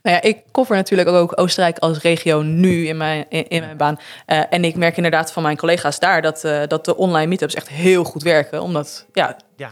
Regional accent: Netherlands; moved away; als Nederlander

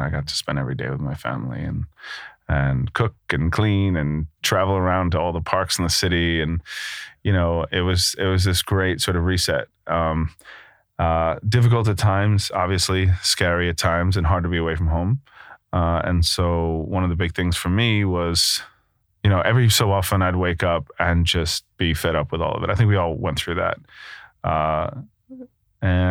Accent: New York, United States; moved away as an adult; also born or lived in Brooklyn / Rhode Island; now in London, United Kingdom; I'm from New York, just outside the city. I grew up eating bagels like everybody does in the area

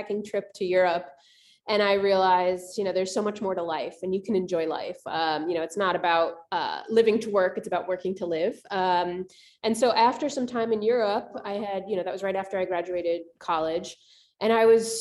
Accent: New York City, New York, United States; moved away as an adult; also born or lived in Japan / Buenos Aires; now in Austin, United States; I was born and raised in New York City

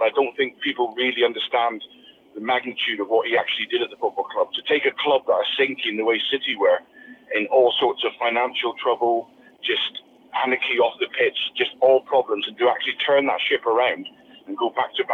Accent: Plymouth, South West England, United Kingdom; Plymouth, which was my hometown club and the club I supported

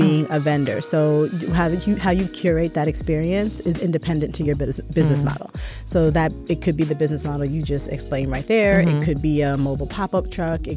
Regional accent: New York, United States; I'm from New York.

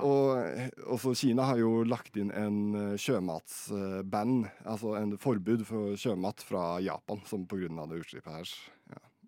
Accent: Fredrikstad, Østfold, Norway; Jeg er fra Fredrikstad

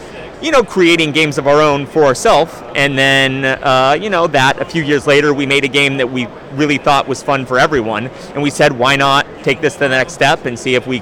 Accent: Southern California, United States; We're from Southern California

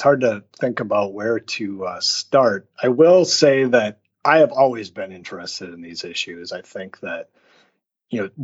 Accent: Minnesota, United States; also born or lived in California; now in Wisconsin, United States; I grew up a Minnesotan

